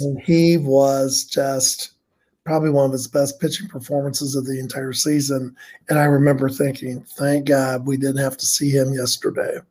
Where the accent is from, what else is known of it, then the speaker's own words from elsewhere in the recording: Muncie, Indiana, United States; I grew up in Muncie, grew up as a grew up a Reds fan, Muncie, Indiana